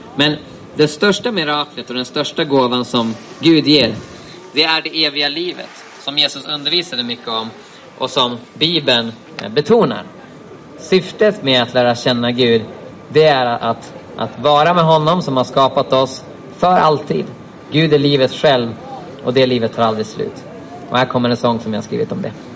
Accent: Sweden; jag som svensk

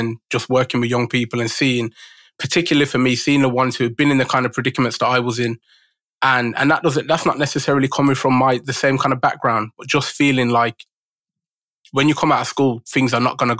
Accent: Birmingham, West Midlands, United Kingdom; I was a grime MC because I grew up in Birmingham

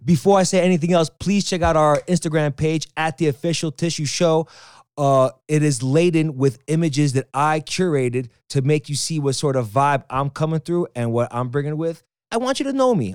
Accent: New York City, New York, United States; also born or lived in Las Vegas; I am born and raised in Queens, especially Jackson Heights

